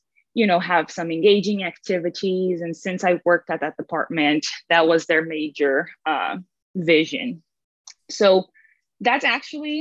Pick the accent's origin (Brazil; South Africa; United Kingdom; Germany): Brazil; moved away as an adult; now in United States; I'm originally from Brazil, born and raised there, spent my whole life there